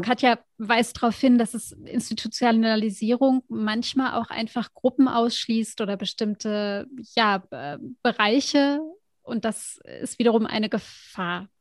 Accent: Germany; also born or lived in United States; als Deutsche

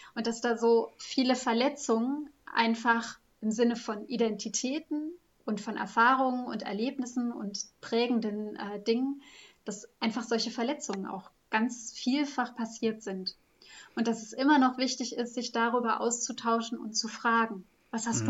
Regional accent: West Germany, Germany; moved away as an adult; als Westdeutsche

